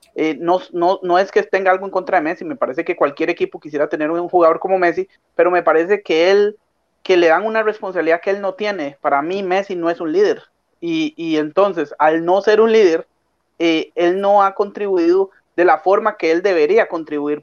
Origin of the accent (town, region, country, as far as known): Costa Rica